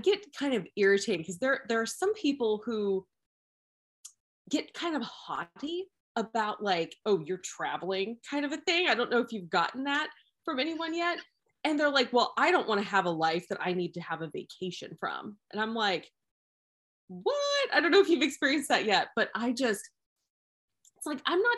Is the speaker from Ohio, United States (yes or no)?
yes; Ohio, United States; I grew up in Ohio in the United States